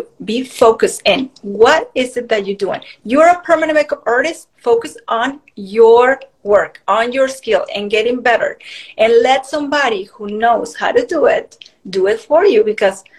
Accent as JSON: {"language": "English", "country": "Mexico", "moved": "yes", "said": "I moved from Mexico. I'm originally from Mexico."}